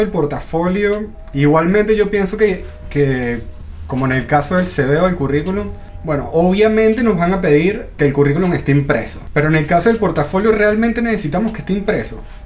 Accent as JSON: {"language": "Spanish", "country": "Venezuela", "also_born_or_lived": "Ireland", "moved": "yes", "lives_now": "Chile", "said": "Yo soy de Venezuela, eh, viví en Irlanda y ahora vivo en Chile."}